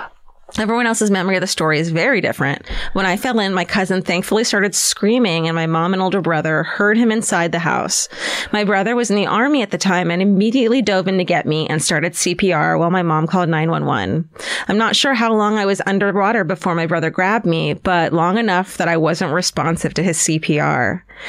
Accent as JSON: {"language": "English", "region": "Florida", "country": "United States", "tie": "born or raised there", "said": "When I was 3 years old growing up in Florida, I was in the backyard with my 5-year-old cousin playing, you guessed it, near our family's pool."}